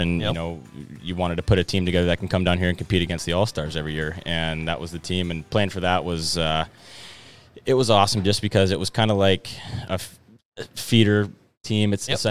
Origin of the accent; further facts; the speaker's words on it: Fairbanks, Alaska, United States; So I grew up in Fairbanks, Alaska, unfortunately.